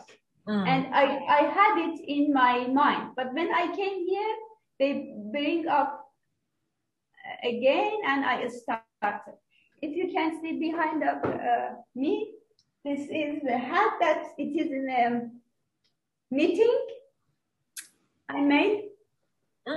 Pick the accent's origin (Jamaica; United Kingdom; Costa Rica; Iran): Iran; moved away as an adult; now in Abu Dhabi, United Arab Emirates; from Iran, and I lived